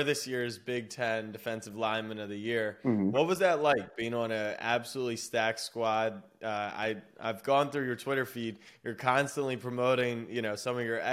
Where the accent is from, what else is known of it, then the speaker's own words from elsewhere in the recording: Baltimore, Maryland, United States; moved away as an adult; also born or lived in Texas; now in New York, United States; I grew up in Baltimore, and then I went to school in Texas